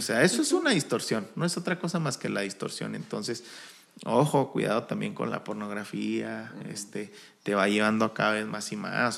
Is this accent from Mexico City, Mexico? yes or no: no; Chihuahua, Mexico; somos alterados de Chihuahua